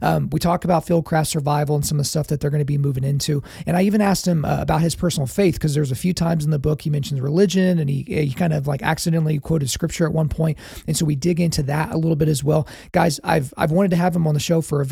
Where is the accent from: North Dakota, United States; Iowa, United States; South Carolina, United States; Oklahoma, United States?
Oklahoma, United States; Lawton; I grew up in Fort Sill, Lawton, Fort Sill